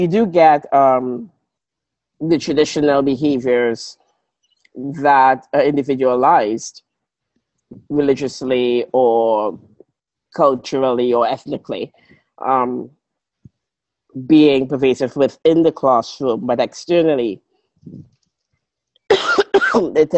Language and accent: English; Trinidad & Tobago; also born or lived in Grenada; now in Melbourne, Australia; I'm from Trinidad